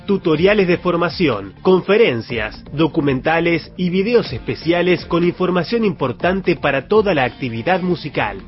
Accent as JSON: {"language": "Spanish", "town": "Necochea", "region": "Buenos Aires Province", "country": "Argentina", "tie": "born or raised there", "also_born_or_lived": "La Plata, Argentina", "moved": "yes", "lives_now": "Buenos Aires, Argentina", "said": "nací en Necochea en 1969"}